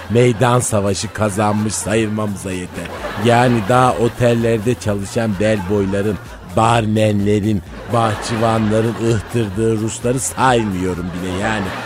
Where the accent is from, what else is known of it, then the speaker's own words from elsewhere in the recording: Çorum Province, Turkey; Bir kere İlber Kafkasyalıdır. Ben Çorumluyum yani.